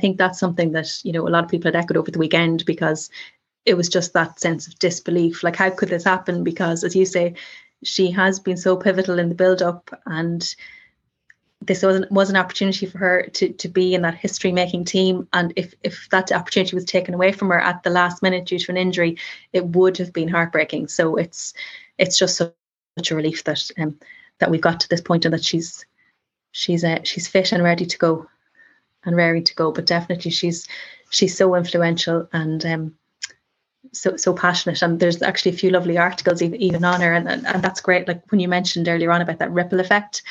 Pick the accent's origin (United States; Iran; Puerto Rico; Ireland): Ireland; being Irish